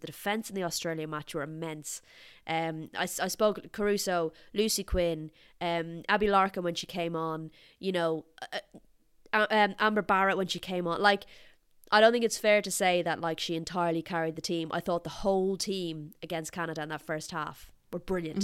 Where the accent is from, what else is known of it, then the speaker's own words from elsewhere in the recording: Ireland; I'm Irish